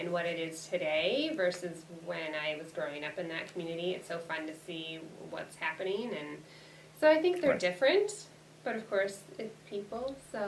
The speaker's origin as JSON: {"language": "English", "town": "Wheaton", "region": "Illinois", "country": "United States", "tie": "born or raised there", "lives_now": "Aurora, United States", "said": "I was born and raised in Wheaton, Illinois"}